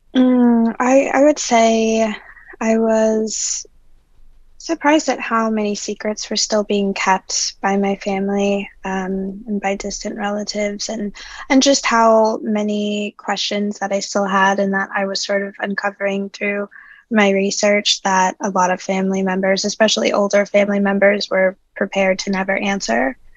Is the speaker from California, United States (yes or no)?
no; New Orleans, Louisiana, United States; I'm originally from New Orleans